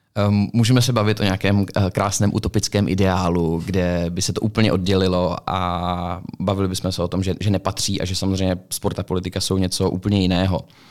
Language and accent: Czech; Czechia